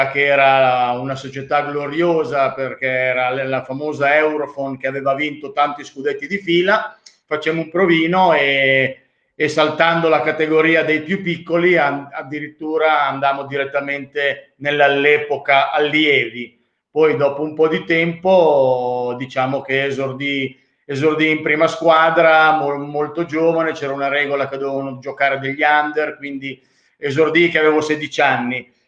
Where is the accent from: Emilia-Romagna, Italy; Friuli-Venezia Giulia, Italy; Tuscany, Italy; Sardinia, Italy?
Emilia-Romagna, Italy; now in Milan, Italy; Volentieri, allora ho 61 anni, sono romagnolo ma milanese di adozione e sono diplomato ISEF